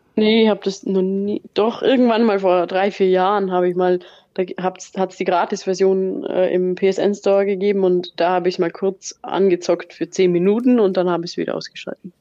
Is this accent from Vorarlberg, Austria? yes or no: yes; Vorarlberg, Austria; wir kommen ja aus Vorarlberg